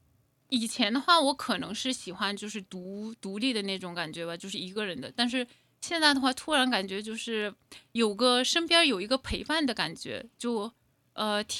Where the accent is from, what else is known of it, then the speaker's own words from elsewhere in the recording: China; now in Toronto, Canada; 就感觉虽然我是中国人，但是我还是有那么多中国的文化呀，什么还有没有体验过嘛？那我诶现在多伦多我可以体验到这些